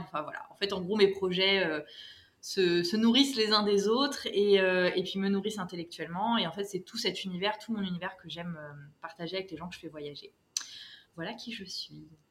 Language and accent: French; France; moved away as an adult; also born or lived in Paris; now in Morocco; Je suis française, mais j'ai été adoptée par le Maroc, où je me suis installée pour de bon il y a quelques mois